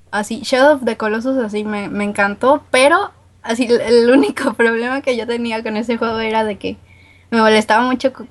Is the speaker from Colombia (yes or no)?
no; Guadalajara, Jalisco, Mexico; Sí me han dicho que tengo acento norteño, pero no, soy de Guadalajara.